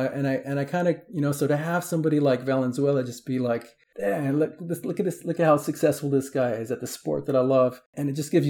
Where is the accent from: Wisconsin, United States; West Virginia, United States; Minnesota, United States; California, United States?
California, United States; San Diego; And so, you know, and where I grew up in South San Diego, and I'm Mexican, my father's from Tijuana.